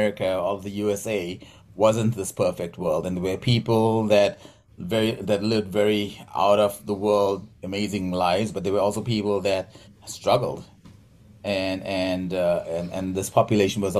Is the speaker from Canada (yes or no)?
no; South Africa; moved away as an adult; also born or lived in West Michigan; now in Michigan, United States; I grew up in South Africa where Afrikaans, which is a South African language, is 80% Dutch